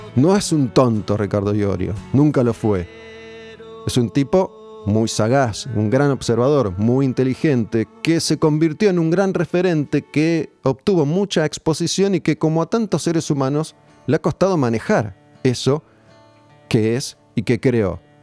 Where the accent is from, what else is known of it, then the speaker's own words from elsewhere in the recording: Argentina; como pueblo argentino